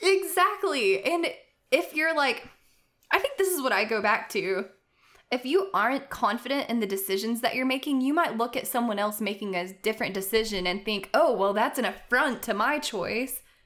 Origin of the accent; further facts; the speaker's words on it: United States; I'm an American